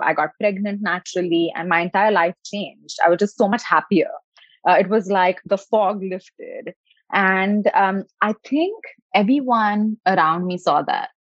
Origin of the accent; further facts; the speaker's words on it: India; moved away as an adult; now in California, United States; I was born in India, so a country where uh, education and uh, success and doing more and resting less is definitely like a badge of honor